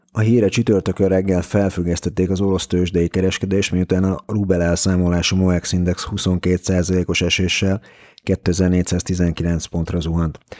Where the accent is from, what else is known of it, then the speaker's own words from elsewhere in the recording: Hungary; magyarként nehéz volt az orosz piacon kereskedni közvetlenül